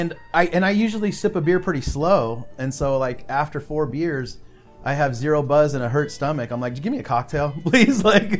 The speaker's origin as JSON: {"language": "English", "area": "Bay Area", "region": "California", "country": "United States"}